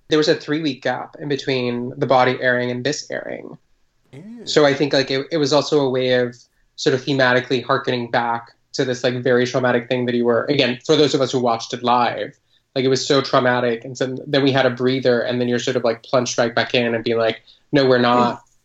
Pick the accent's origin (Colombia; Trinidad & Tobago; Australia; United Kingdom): Colombia; I grew up in Colombia